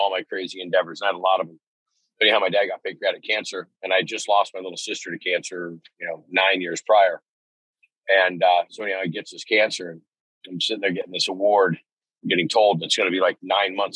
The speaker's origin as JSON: {"language": "English", "town": "Ferndale", "region": "California", "country": "United States", "tie": "born or raised there", "said": "I lived in that little town of Ferndale"}